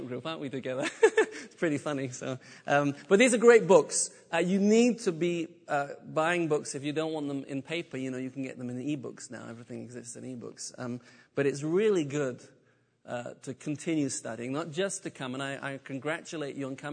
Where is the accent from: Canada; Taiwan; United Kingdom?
United Kingdom; moved away as an adult; also born or lived in south of France; now in France; I'm British. Forgive me for my accent